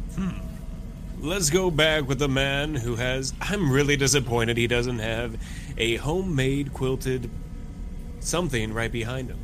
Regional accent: United States; I'm American

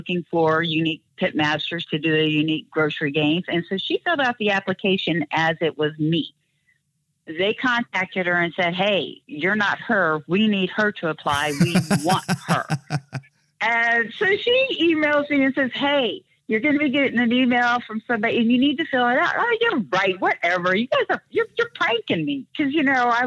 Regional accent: Kansas City, United States; a young girl growing up in Kansas City

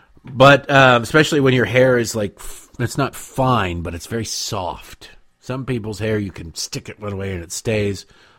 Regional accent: Detroit, Michigan, United States; It was, and growing up in Detroit, it was constantly news, and the news was we were killing Canada.

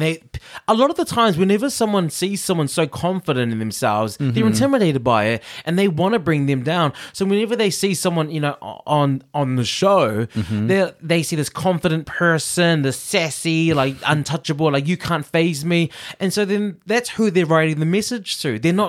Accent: New Zealand; now in United Kingdom; I hear Liverpool, I'm in Britain, I'm watching American, and I'm Kiwi.

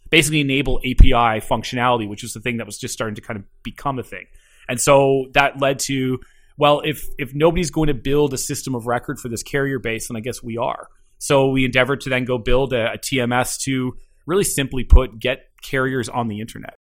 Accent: Keswick, Ontario, Canada; also born or lived in Toronto; grew up just north of Toronto in a little town called, uh, called Keswick

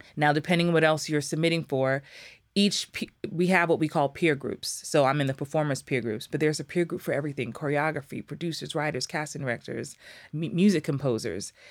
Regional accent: New York, United States; moved away; also born or lived in Atlanta; I'm from New York, from the Bronx, and I lived in Atlanta for a long time

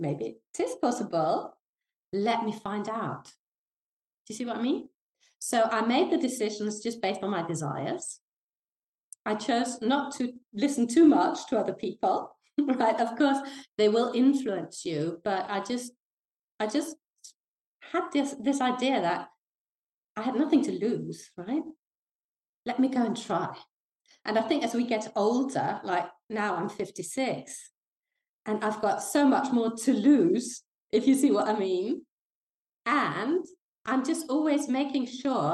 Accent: Denmark; English is a second language; moved away as an adult; also born or lived in London, United Kingdom / south of France; now in France; I was born in Denmark. And I got the crazy idea when I was very young that I wanted to play the harp. And there's not a lot of harp playing going on in the north of Denmark

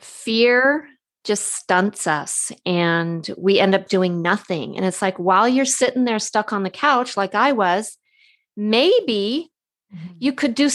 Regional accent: California, United States; She's a Canadian. I'm a Californian.

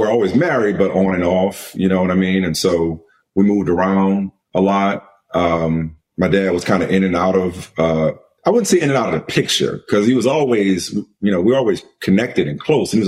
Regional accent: New Orleans, Louisiana, United States; I grew up in New Orleans

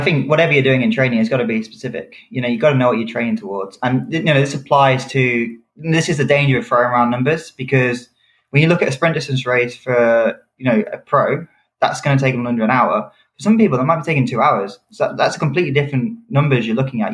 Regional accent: United Kingdom; I'm a British athlete

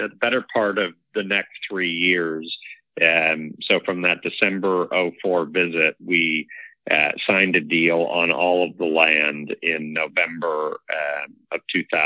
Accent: Canada; also born or lived in Toronto; now in Inverness, Canada; as a Canadian, let alone in Canada

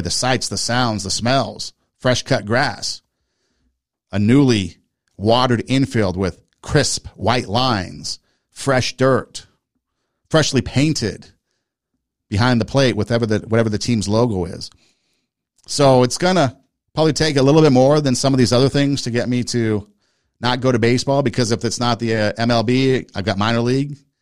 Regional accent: United States; I'm an American

